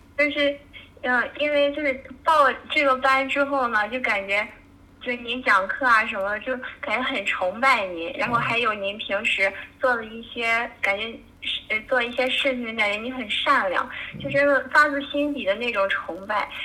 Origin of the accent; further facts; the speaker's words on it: Qingdao, Shandong, China; 我家是山东青岛的